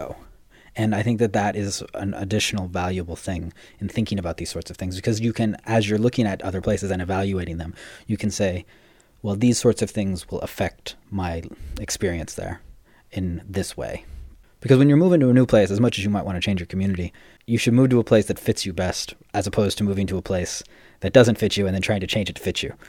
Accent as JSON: {"language": "English", "region": "California", "country": "United States", "also_born_or_lived": "Paris / Asia", "moved": "as an adult", "said": "we're both from California"}